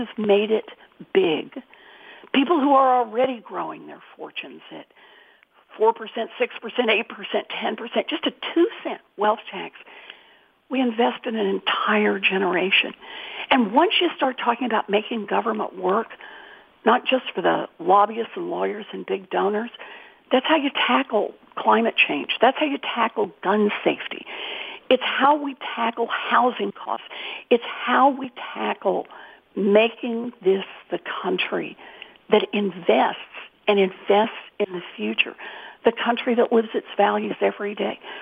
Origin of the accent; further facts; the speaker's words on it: Oklahoma, United States; moved away; I was born and raised in Oklahoma